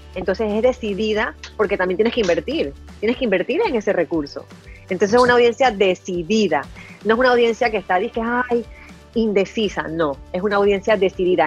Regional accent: Panama; en mi país es la red que más se utiliza.

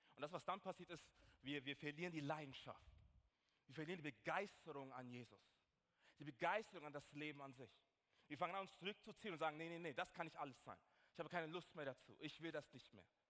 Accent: Nuremberg, Bavaria, Germany; ich komme ja aus Nürnberg

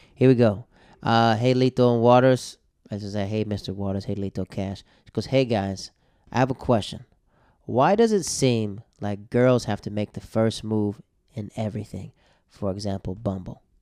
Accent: the South, United States; I'm from the South, right? From the South.

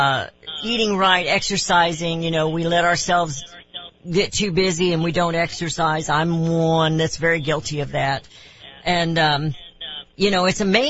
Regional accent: Raytown, Missouri, United States; I grew up in Raytown

